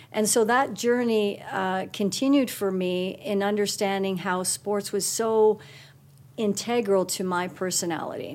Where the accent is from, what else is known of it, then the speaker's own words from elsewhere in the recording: Guelph, Ontario, Canada; also born or lived in Toronto, Ontario; now in Calgary, Canada; I was born in Toronto, Ontario, and we lived there till I was seven, and then moved to Guelph, Ontario. And I would start with Guelph because that really was my formative years